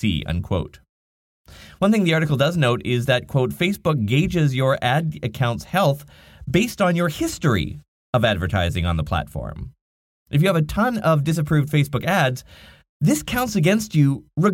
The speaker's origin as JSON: {"language": "English", "town": "Nanaimo", "region": "British Columbia", "country": "Canada", "tie": "born or raised there", "said": "my hometown called the Nanaimo Chronicles"}